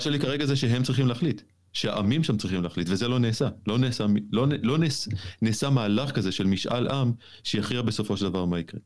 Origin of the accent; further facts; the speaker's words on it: Jerusalem, Jerusalem District, Israel; בתור ירושלמי אני יודע על מה אני מדבר בהקשר הזה. אני כן. לא הייתי מי שאני היום אם לא הייתי ירושלמי